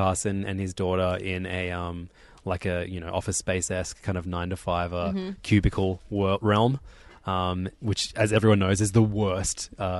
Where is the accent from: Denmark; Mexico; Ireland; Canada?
Ireland; I'm Irish, and I've been on tour with ….